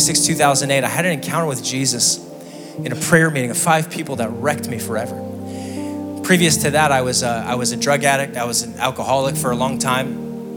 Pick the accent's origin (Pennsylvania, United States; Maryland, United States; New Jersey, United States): Pennsylvania, United States; Scranton; I'm from Scranton, Pennsylvania, the electric city